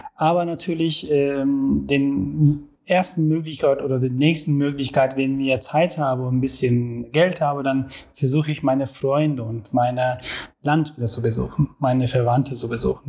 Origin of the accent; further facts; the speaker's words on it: Istanbul, Turkey; German is a second language; moved away as an adult; now in Germany; ich bin in Istanbul geboren, da auch erwachsen worden und mehr als zehn Jahren bin ich hier in Deutschland.